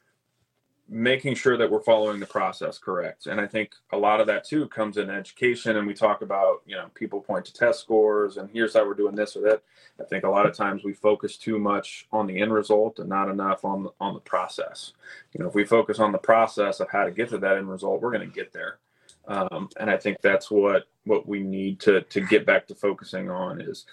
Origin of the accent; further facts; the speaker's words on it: Lee's Summit, Missouri, United States; moved away as an adult; also born or lived in Kansas City, Missouri / St. Louis, Missouri; now in Wentzville, United States; I grew up in Lee Summit, which is south, you know, suburb of Kansas City